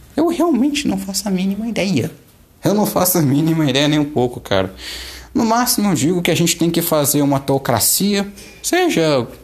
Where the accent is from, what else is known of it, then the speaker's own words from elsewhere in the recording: Minas Gerais, Brazil; eu sou mineiro também